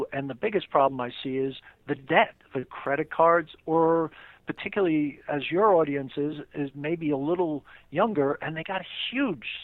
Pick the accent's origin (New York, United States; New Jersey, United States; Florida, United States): New York, United States; New York City; I grew up in Queens. Uh, I've lived around New York uh, most of my life.